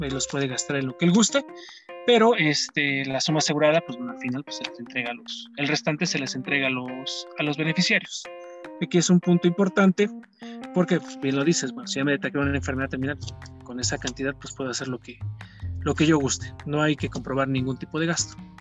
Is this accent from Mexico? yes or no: yes; Puebla, Mexico; moved away as an adult; also born or lived in Ciudad del Carmen, Campeche; soy originario de la ciudad de Puebla